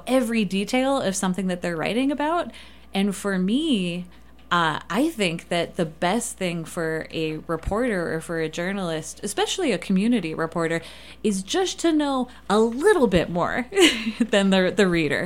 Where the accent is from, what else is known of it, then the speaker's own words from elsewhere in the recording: Detroit, Michigan, United States; now in Moab, United States; I grew up in Detroit.